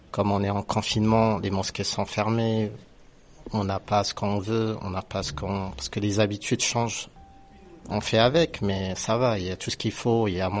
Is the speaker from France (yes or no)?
no; Morocco; moved away; je suis marocain